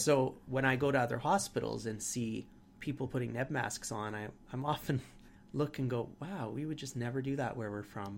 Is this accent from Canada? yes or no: yes; Canada